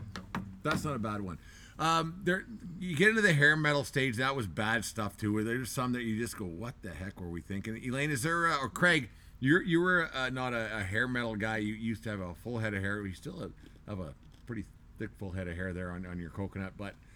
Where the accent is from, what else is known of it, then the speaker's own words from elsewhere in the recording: Canada; We tap our toe to it because we're Canadian and we're supposed to.